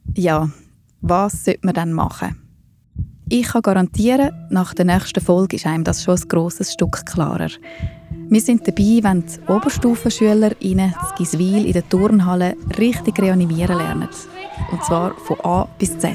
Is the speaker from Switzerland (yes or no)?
yes; Switzerland; bei uns in der Schweiz macht es eben jeder Kanton ein bisschen anders